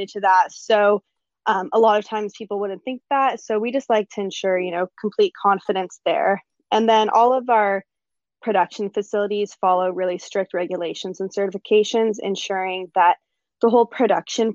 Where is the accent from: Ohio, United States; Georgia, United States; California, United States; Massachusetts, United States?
California, United States; Los; now in San Diego, United States; I live in San Diego, California. I grew up